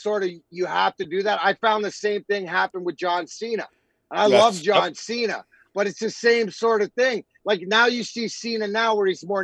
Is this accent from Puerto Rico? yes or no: no; Canada; we're Canadian